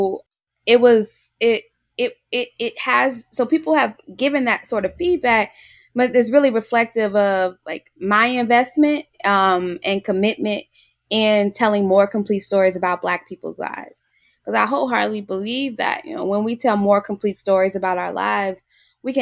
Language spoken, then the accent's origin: English; Chicago, Illinois, United States; I'm born and raised in Chicago